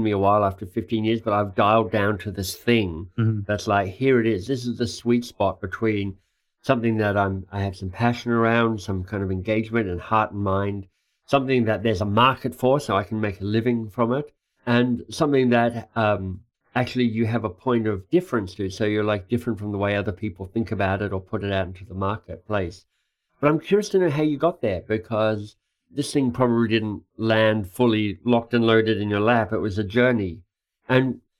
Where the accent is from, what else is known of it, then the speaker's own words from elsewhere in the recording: Australia; as an Australian